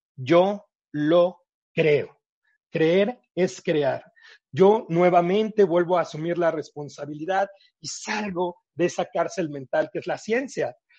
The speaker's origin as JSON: {"language": "Spanish", "country": "Mexico", "also_born_or_lived": "Thailand", "said": "Cuando yo llegué después de Tailandia, que regresé a México, y bueno, pues regresé, este, yo de vivir en un departamentote muy grandote"}